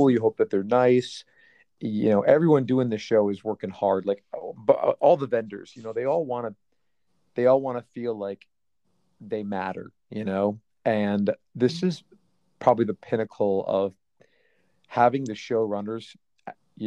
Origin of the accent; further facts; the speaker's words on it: Chicago, Illinois, United States; this is actually the first show that I have done in my hometown